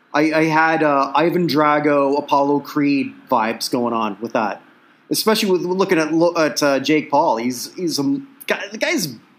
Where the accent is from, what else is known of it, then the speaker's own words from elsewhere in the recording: Canada; accent: Canadian; it's my Canadian accent